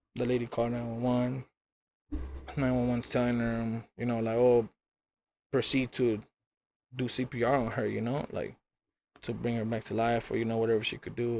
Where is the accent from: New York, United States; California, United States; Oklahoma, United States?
California, United States; Rialto; The homie Arctic that I grew up with in Rialto